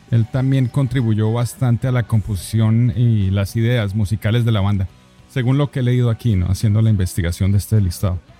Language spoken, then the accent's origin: Spanish; Colombia